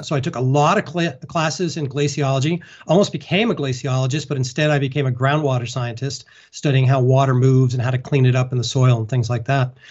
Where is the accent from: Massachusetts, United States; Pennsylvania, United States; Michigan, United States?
Massachusetts, United States; Concord; I grew up in Concord, Massachusetts, pretty flat.